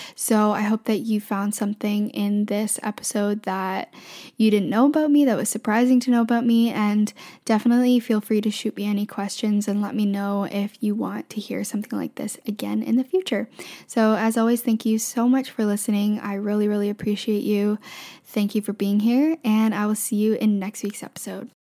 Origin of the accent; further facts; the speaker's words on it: Canada; I'm from Canada